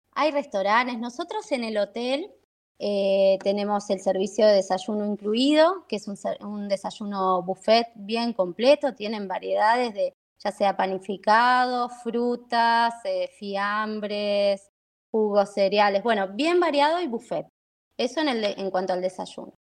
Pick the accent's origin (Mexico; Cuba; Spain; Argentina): Argentina; Buenos Aires; now in San Rafael, Argentina; También de Buenos Aires, sí, sí, también de Buenos Aires. Eh, me vine acá en el 2000, 2001